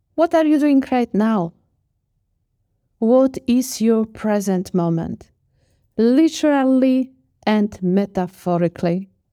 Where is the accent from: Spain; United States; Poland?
Poland; moved away; also born or lived in Australia; I grew up in Poland, and we have a Polish tradition